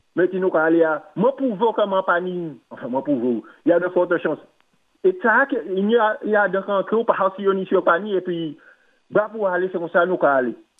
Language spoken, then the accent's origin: French; Martinique; je suis Martiniquais